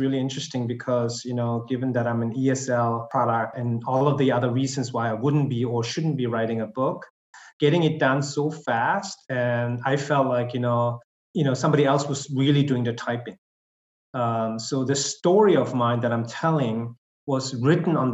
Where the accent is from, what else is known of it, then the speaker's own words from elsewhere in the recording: Germany; English is a second language; also born or lived in Korea; now in South Korea; I was born and raised in Germany, but I am a bicultural kid